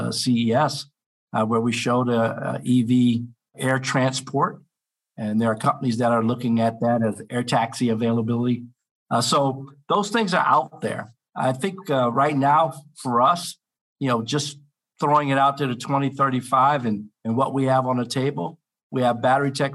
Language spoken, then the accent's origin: English; Cleveland, Ohio, United States; just outside of Cleveland, Ohio, which is my hometown.